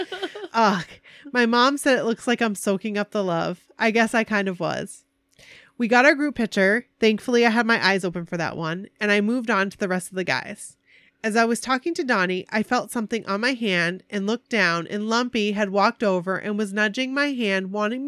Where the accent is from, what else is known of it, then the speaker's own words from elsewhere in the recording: Maine, United States; John, I'm from Maine. I was the fisherman.